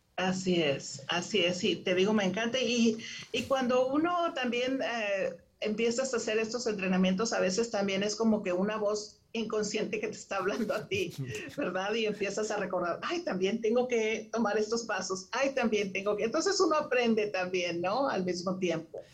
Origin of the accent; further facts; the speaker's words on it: Monterrey, Nuevo León, Mexico; moved away as an adult; now in Houston, United States; yo nací en Monterrey, en Monterrey, México, este, y tengo 30 años viviendo en Houston, Texas.